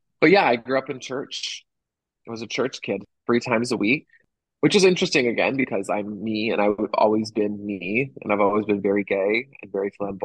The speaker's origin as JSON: {"language": "English", "town": "Toronto", "region": "Ontario", "country": "Canada", "tie": "born or raised there", "also_born_or_lived": "Nashville / Los Angeles", "moved": "as an adult", "lives_now": "Chicago, United States", "said": "I grew up in Toronto, in a little suburb of Toronto called Etobicoke."}